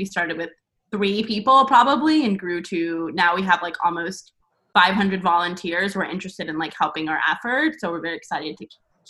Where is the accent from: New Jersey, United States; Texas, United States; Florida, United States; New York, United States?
Texas, United States; Dallas; I am a Texas native, grew up in the Dallas area.